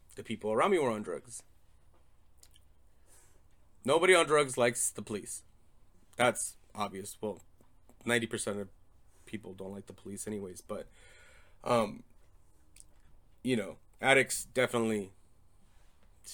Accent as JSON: {"language": "English", "town": "Torrance", "region": "California", "country": "United States", "tie": "born or raised there", "moved": "as an adult", "lives_now": "Arizona, United States", "said": "I was born in Torrance, California. Moved to Arizona in 2005"}